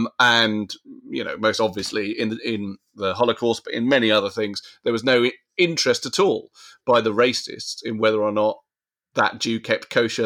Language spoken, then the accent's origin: English; United Kingdom; strongly as British and a man of a certain age and, you know, a Chelsea fan and all sorts of other things that it's mixed in with.